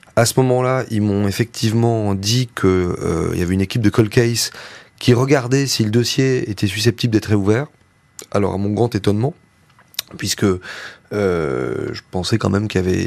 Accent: Lozère, Occitania, France; nous on est une famille de victimes, on vient de la Lozère

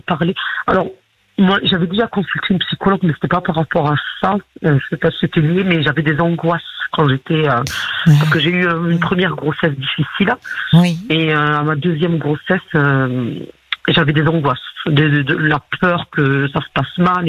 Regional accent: Morocco; now in France; je suis née au Maroc.

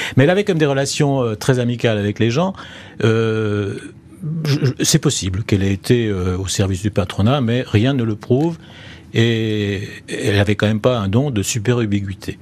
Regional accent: Perpignan, Occitania, France; also born or lived in Maisons-Alfort; à Perpignan, dont je viens des Pyrénées-Orientales, où j'habite en ce moment

